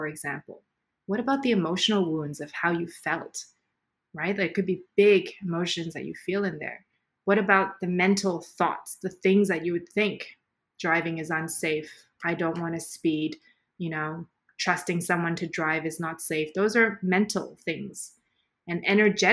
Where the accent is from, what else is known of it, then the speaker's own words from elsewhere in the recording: Canada; moved away as an adult; also born or lived in Middle East; growing up in Canada, like, I'm already not Caucasian, I'm visible minority